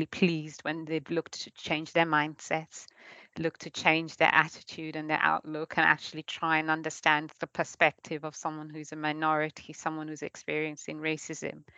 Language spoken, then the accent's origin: English; Kenya; moved away as an adult; now in Norwich, United Kingdom; I was born and brought up in Kenya, and then I came over to study at the UEA, and ever since I've always been in Norwich in Norfolk